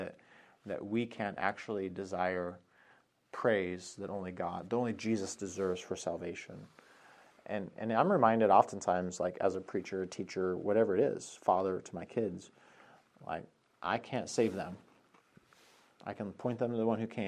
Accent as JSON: {"language": "English", "region": "Colorado", "country": "United States", "moved": "yes", "said": "I'm from Colorado"}